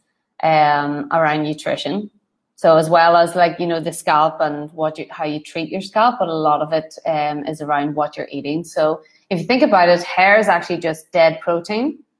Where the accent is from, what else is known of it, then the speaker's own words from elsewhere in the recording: Ireland; I'm Irish